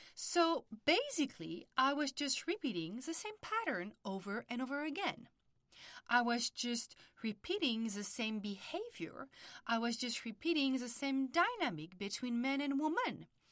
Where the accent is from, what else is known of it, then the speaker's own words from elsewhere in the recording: France; accent: French; English is a second language; moved away as an adult; also born or lived in Paris; now in United States; I was born and raised in France, and early twenties, after studying psychology in Paris, I decided to move to the United States